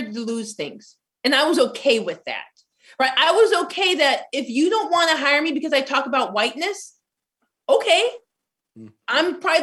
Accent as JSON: {"language": "English", "region": "Arizona", "country": "United States", "said": "I'm from Arizona, majority minority city, 5 minutes from the Mexican border"}